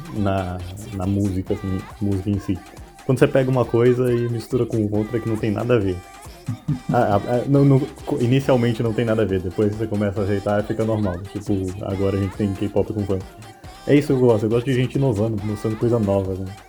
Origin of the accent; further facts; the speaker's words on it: Brazil; a gente é brasileiro